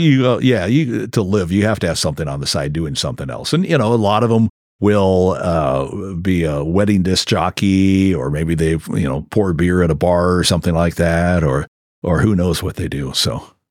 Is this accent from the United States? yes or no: yes; Crescent City, California, United States; I grew up in Crescent City